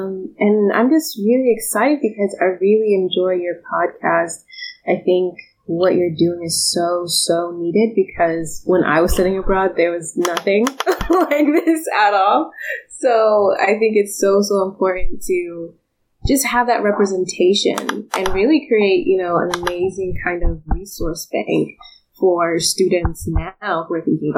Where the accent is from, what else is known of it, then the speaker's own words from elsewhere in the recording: Suwanee, Georgia, United States; so I'm from Suwanee, Georgia, in the suburbs, but most people don't know what that is. So I'm from Atlanta. And I was raised in Georgia, and I attended the University of Georgia